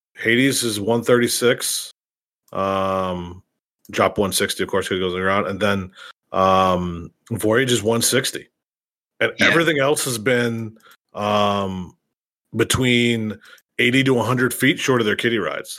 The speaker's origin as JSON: {"language": "English", "town": "Youngstown", "region": "Ohio", "country": "United States", "tie": "born or raised there", "said": "my hometown in Youngstown"}